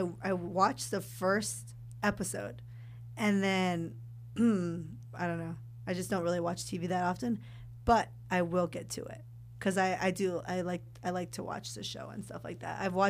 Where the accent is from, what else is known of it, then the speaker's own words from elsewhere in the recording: California, United States; Well, growing up, I did. I mean, because I'm from California.